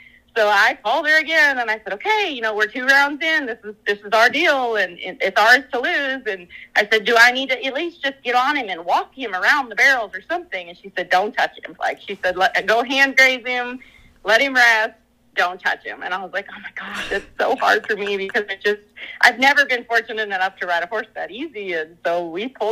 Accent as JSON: {"language": "English", "region": "Minnesota", "country": "United States", "tie": "born or raised there", "said": "I grew up in Minnesota"}